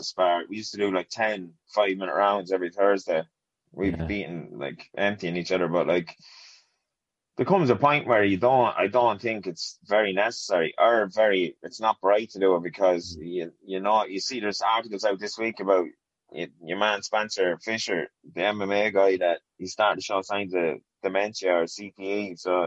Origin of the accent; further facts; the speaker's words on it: Portarlington, Laois, Ireland; So I'm from County Leash, Portarlington, County Leash. I grew up in a small council estate here in Ports.